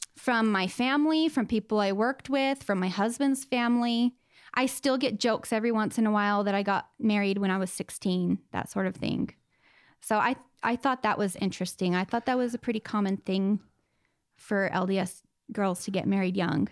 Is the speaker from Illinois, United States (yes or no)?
no; Southern California, United States; I grew up in Southern California in, um, a little desert town